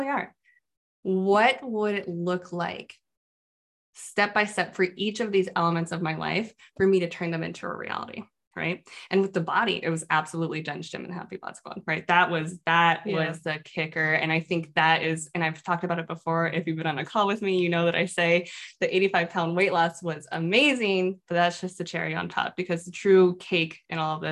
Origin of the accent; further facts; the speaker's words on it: Phoenix, Arizona, United States; moved away; also born or lived in Midwest; I'm from Phoenix, Arizona. I'm a desert flower.